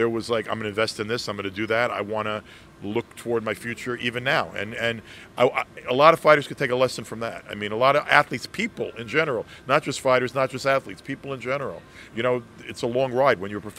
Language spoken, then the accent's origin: English; Brooklyn, New York, United States; Dude, please, I'm from Brooklyn. We don't do British accents in Brooklyn.